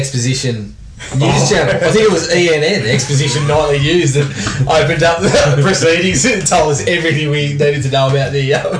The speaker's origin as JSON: {"language": "English", "country": "Japan", "tie": "born or raised there", "said": "No, this is bullshit. I grew up in Japan."}